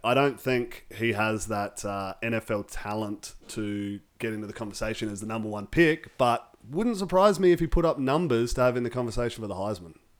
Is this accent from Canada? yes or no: no; Australia; as an Australian fan